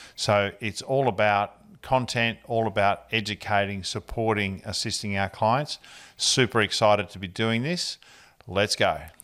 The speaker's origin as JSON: {"language": "English", "town": "Ballarat", "region": "Victoria", "country": "Australia", "tie": "born or raised there", "moved": "as an adult", "lives_now": "Richmond, Australia", "said": "I grew up in Ballarat in Victoria"}